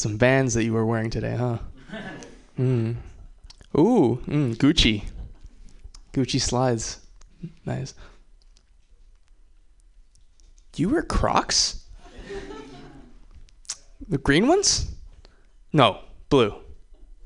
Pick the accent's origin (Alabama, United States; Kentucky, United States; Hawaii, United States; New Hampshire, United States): Hawaii, United States; I'm from Hawaii